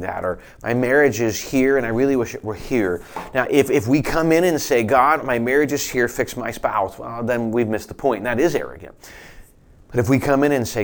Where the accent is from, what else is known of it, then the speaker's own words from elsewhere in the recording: United States; as American Christians